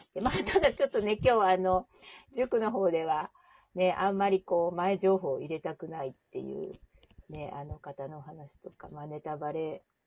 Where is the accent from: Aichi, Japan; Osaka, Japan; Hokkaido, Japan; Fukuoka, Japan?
Hokkaido, Japan; Asahikawa; 私の地元のね、小さな町の旭川